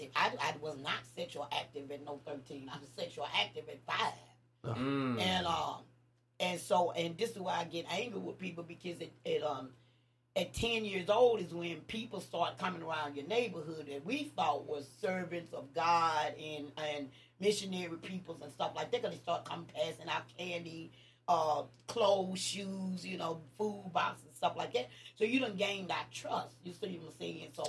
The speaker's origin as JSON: {"language": "English", "town": "Nashville", "region": "Tennessee", "country": "United States", "tie": "born or raised there", "also_born_or_lived": "Bellevue, Tennessee", "said": "I grew up in Nashville"}